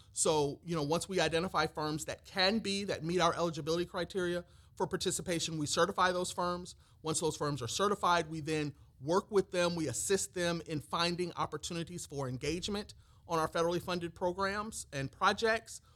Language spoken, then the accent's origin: English; Peoria, Illinois, United States; moved away as an adult; now in Georgia, United States; came to Georgia from my hometown of Peoria, Illinois